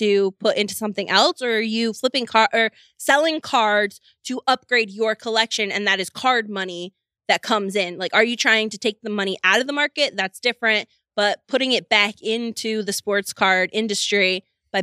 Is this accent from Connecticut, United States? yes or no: yes; Connecticut, United States; I'm from Connecticut